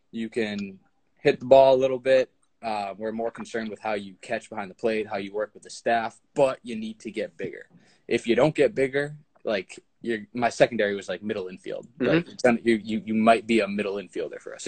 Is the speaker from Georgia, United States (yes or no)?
no; Boston, Massachusetts, United States; I'm from the Boston area